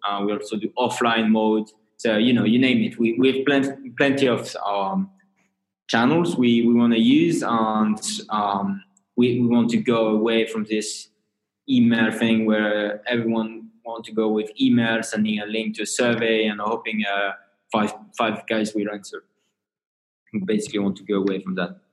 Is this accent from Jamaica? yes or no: no; northern France, France; I have a French background. So I'm hailing from France in a lovely town in the north of France